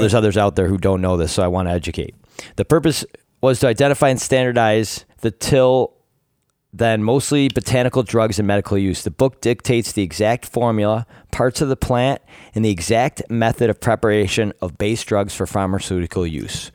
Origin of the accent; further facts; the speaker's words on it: Rochester, New York, United States; I am born and raised in Rochester, New York.